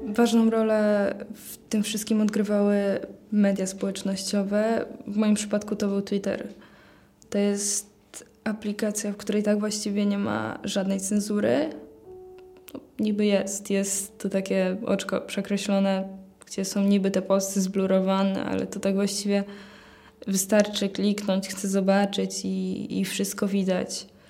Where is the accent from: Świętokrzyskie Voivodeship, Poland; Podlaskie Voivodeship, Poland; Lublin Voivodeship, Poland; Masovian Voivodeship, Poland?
Masovian Voivodeship, Poland; Płock; mam 18 lat, przyjechałam z Płocka.